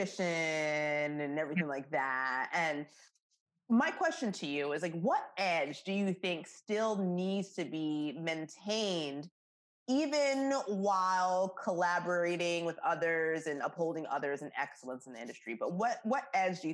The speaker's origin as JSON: {"language": "English", "country": "Jamaica", "said": "I'm Jamaican"}